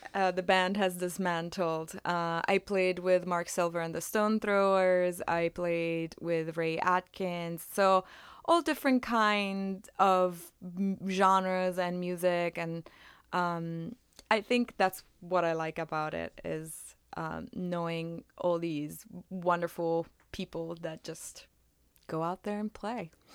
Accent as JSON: {"language": "English", "country": "Italy", "also_born_or_lived": "Philadelphia area", "moved": "as an adult", "lives_now": "Philadelphia, United States", "said": "I am originally from Italy. I, uh, have been in the Philadelphia area for about thirteen years now"}